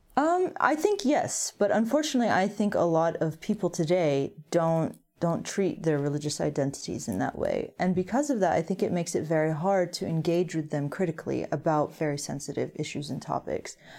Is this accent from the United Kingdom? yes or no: no; United States